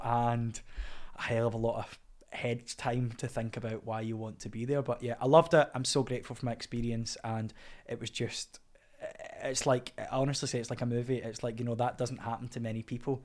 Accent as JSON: {"language": "English", "region": "Scotland", "country": "United Kingdom", "said": "as a Scottish man"}